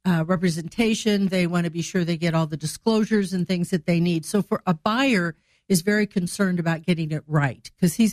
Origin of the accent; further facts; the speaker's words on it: Greenville, Illinois, United States; moved away as an adult; also born or lived in Chicago, Illinois / Decatur, Illinois; now in Springfield, United States; I'm from Greenville, Illinois